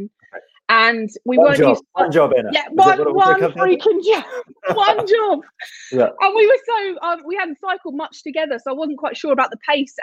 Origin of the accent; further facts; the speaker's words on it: London, United Kingdom; I grew up in London and I spent a lot of time on the river rowing